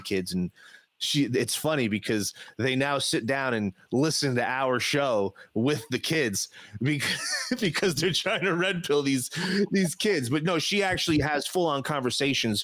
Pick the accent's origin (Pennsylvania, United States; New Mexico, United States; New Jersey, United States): New Jersey, United States; I grew up in New Jersey